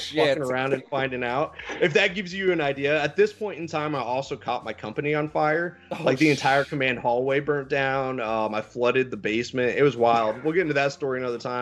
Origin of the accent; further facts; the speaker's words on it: Missouri, United States; moved away as an adult; I come from Nowheresville, Missouri